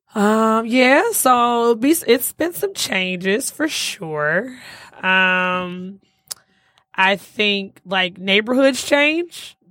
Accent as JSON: {"language": "English", "town": "Detroit", "region": "Michigan", "country": "United States", "tie": "born or raised there", "also_born_or_lived": "Alabama", "said": "I am from Detroit"}